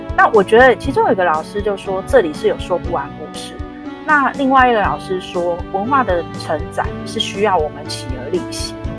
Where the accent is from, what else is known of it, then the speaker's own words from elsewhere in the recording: Taipei, Taiwan; 其实我自己是成长在大稻城